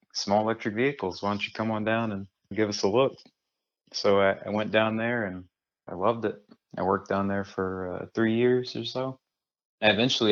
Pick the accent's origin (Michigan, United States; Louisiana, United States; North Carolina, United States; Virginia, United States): Louisiana, United States; South; moved away as an adult; also born or lived in Columbia, South Carolina; So originally I'm from South Louisiana, south of New Orleans